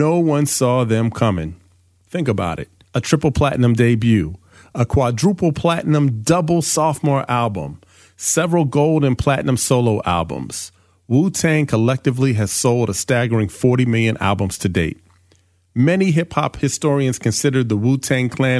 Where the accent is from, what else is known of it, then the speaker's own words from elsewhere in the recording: East Coast, United States; also born or lived in Philadelphia; I grew up on the East Coast